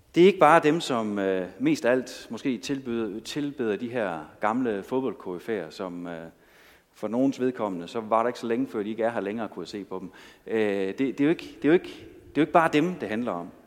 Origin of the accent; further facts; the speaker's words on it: Denmark; jeg kommer jo fra Danmark